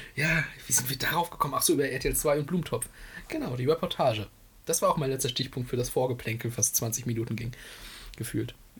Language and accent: German; Greifswald, Mecklenburg-Vorpommern, Germany; hier bei uns in Kreiswald